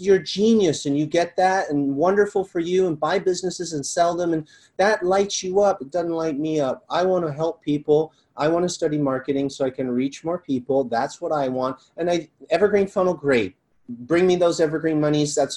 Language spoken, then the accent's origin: English; Malibu, California, United States; growing up in Malibu